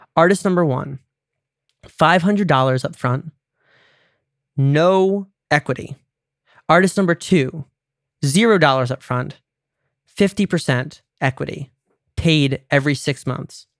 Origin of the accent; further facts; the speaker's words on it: United States; I'm American